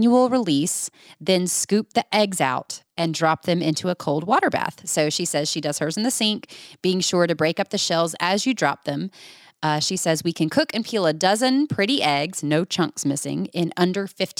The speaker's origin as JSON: {"language": "English", "region": "Georgia", "country": "United States", "tie": "born or raised there", "moved": "yes", "said": "my home state of Georgia"}